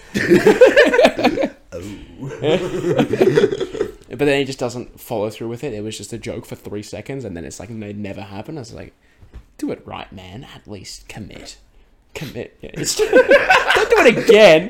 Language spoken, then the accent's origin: English; Australia